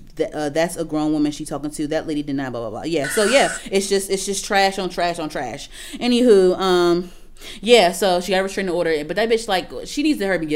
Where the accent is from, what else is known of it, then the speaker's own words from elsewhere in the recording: New York, United States; Like I said, I come from New York too.